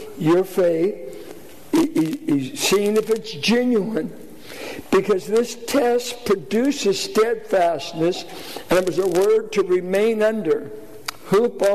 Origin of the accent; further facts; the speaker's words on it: Richmond, Virginia, United States; I grew up in Richmond playing basketball, street ball